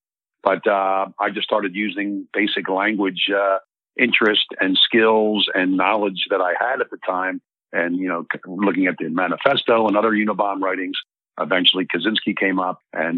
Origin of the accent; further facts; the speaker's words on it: Philadelphia, Pennsylvania, United States; accent: Philly; I'm born and raised in Philly. And if people listen really close, they may pick up a few Philly regionalisms from me.